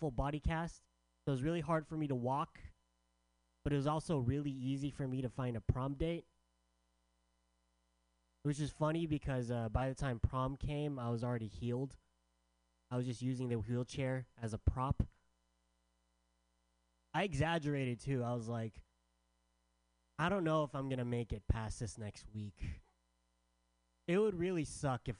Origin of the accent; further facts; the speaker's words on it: San Diego, California, United States; also born or lived in San Francisco; I'm from San Diego